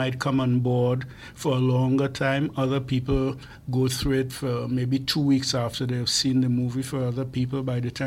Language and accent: English; Trinidad & Tobago; moved away; as a young person growing up in Trinidad